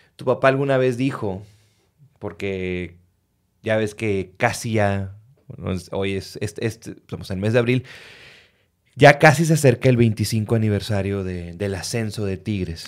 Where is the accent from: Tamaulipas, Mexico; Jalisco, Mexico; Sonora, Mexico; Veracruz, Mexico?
Tamaulipas, Mexico; Reynosa; moved away as an adult; now in Monterrey, Mexico; yo crecí en Reynosa, Tamaulipas, hasta los 17 años